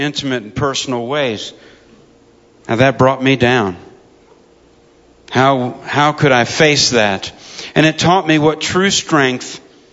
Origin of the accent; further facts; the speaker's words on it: United States; As an American soldier